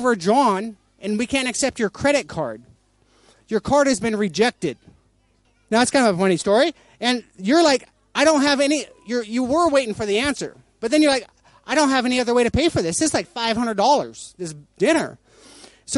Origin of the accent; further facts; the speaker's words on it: United States; I'm American